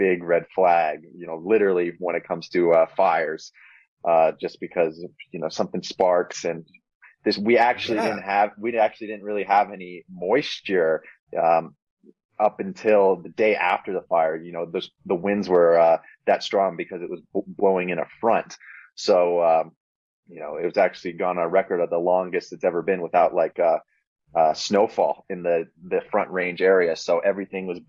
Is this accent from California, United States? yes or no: no; Boulder, Colorado, United States; my hometown in Boulder